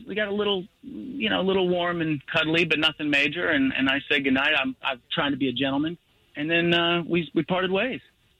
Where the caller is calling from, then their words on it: Winter Park, Florida, United States; Hey, guys, I'm calling from Winter Park.